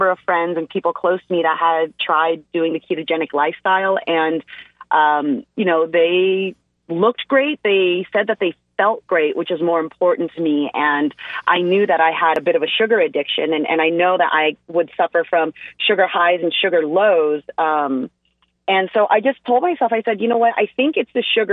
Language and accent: English; United States; first language English; I'm an American and it's my first language